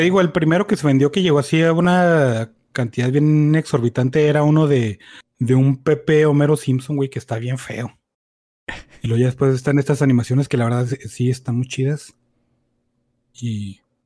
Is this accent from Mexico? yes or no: yes; Mexico; porque somos mexicanos